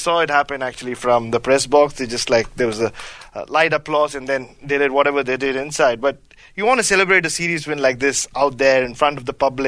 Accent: India; growing up in India

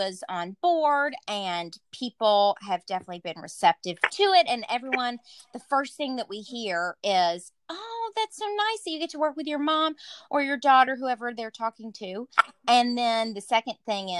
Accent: the South, United States; moved away; I'm from the South

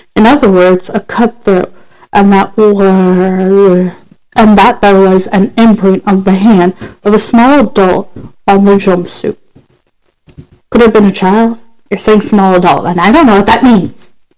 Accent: United States; I'm from America

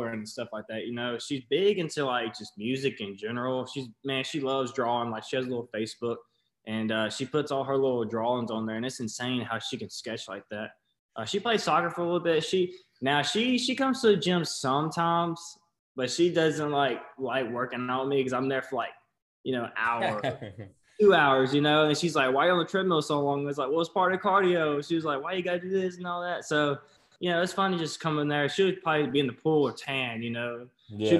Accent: Greenville, Mississippi, United States; I'm actually from Greenville, Mississippi, down in the Delta of Mississippi

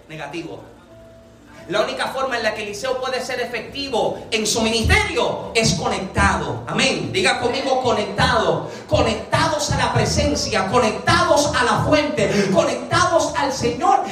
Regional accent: Puerto Rico; moved away; nosotros que somos boricua, que venimos de Puerto Rico

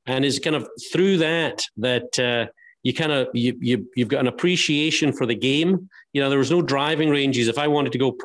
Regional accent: Helensburgh, Scotland, United Kingdom; I started playing golf when I was seven at a golf course called Helensburgh Golf Club, which was literally diagonally across the street from our family home

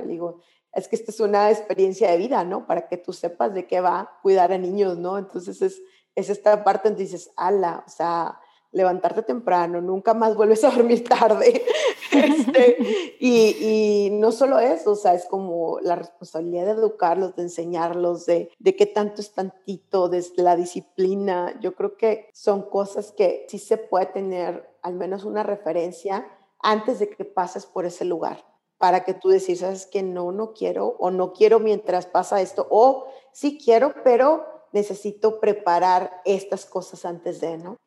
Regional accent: Monclova, Coahuila, Mexico; moved away as an adult; also born or lived in Berkeley; yo soy de Monclova

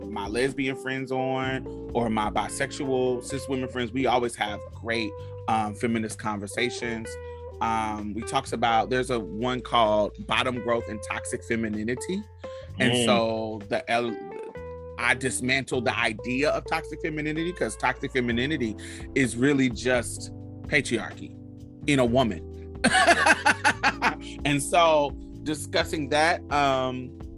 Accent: United States; the privilege of me being American

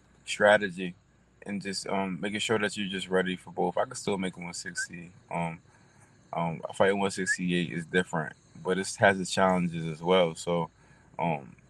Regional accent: Delaware, United States; When I was in the amateurs and I fought, I was from Delaware

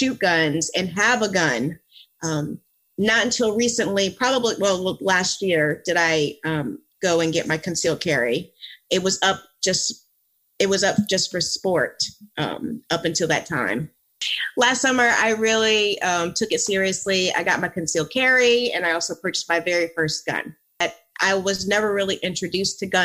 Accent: Philadelphia, Pennsylvania, United States; also born or lived in Virginia; now in Florida, United States; I grew up in the Philadelphia area, and then I moved to Virginia.

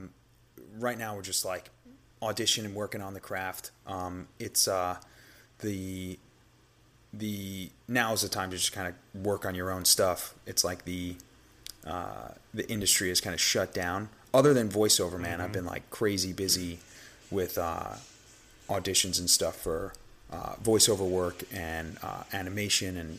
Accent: New York, United States; accent: New York; my regular accent, which kind of comes off pretty New York

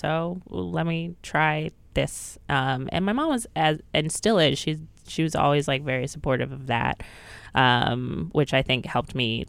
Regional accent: Philadelphia, Pennsylvania, United States; now in New York, United States; I was Philly.

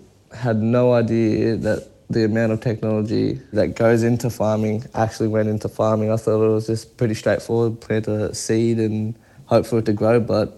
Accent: Shepparton, Victoria, Australia; I'm a Tanarang Yorta Yorta man, born and raised in Shepparton.

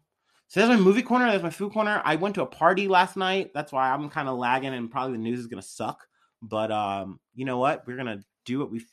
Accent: Ohio, United States; because we're from Ohio

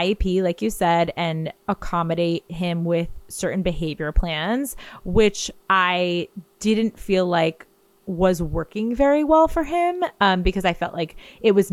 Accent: Garden City, United States; born or raised there

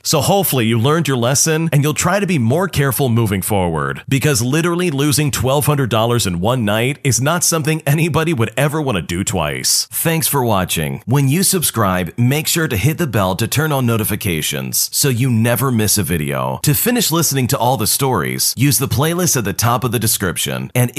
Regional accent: Canada; before anyone says anything, I'm Canadian, so the legal age of drinking is 19.

